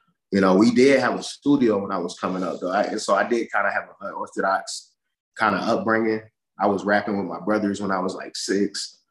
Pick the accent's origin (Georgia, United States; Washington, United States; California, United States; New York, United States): Georgia, United States; Atlanta; also born or lived in Savannah, Georgia; I was born in Savannah, Georgia. But I moved to the east side of Atlanta, DeKalb County. Okay. I was like 3 or 4. So I claim the east side, born and raised DeKalb County